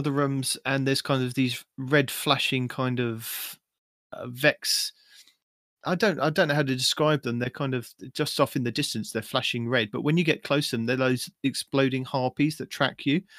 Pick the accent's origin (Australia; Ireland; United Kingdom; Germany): United Kingdom; England; I'm just English